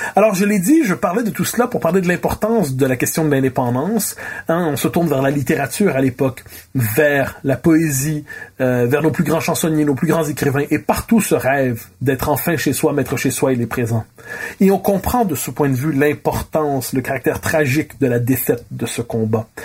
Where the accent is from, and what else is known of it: Quebec, Canada